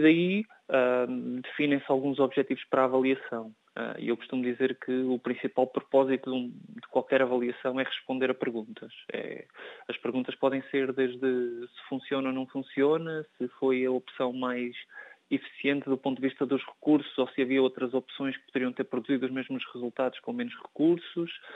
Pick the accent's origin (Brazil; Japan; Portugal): Portugal; enquanto português